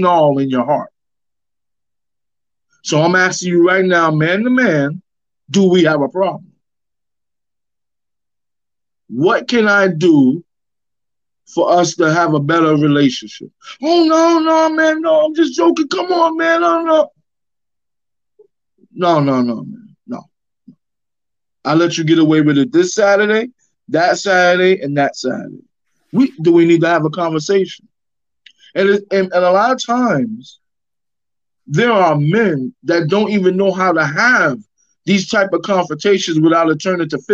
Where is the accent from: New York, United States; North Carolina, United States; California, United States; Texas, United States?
New York, United States; New York City; I'm from East New York, Brooklyn